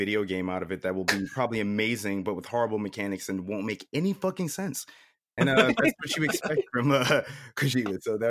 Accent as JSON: {"language": "English", "region": "New York", "country": "United States", "moved": "yes", "lives_now": "the South, United States", "said": "I think I'm originally from New York. So before I moved here"}